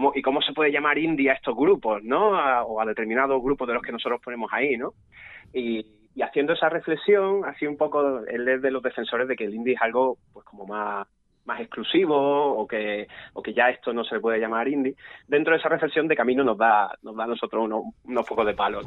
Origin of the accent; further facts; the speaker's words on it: Málaga, Andalusia, Spain; somos de Málaga, muy cerquita